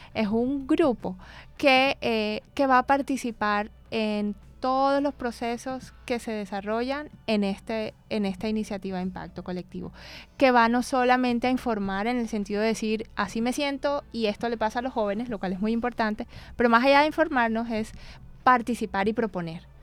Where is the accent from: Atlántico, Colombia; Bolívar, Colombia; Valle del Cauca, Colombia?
Atlántico, Colombia; Barranquilla; moved away as an adult; also born or lived in Bogotá; he trabajado en Bogotá durante varios años, viví en Bogotá, pero yo soy de aquí de Barranquilla